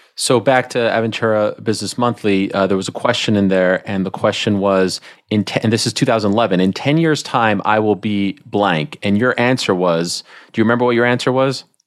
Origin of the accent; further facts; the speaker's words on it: Quebec, Canada; moved away; I grew up in Canada